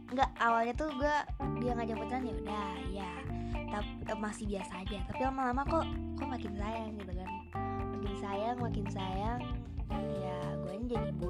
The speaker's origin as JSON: {"language": "Indonesian", "town": "Bandung", "region": "West Java", "country": "Indonesia", "said": "btw btw aku tuh dari Bandung jadi uh, aku tinggal di Bandung di Bandung tuh sekarang lagi musim hujan"}